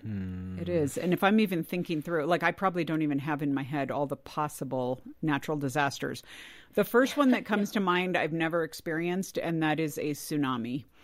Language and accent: English; California, United States; I grew up in California